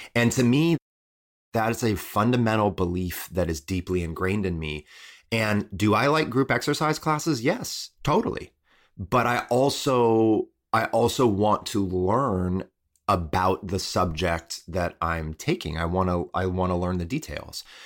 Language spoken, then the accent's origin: English; Midwest, United States; I was raised in the Midwest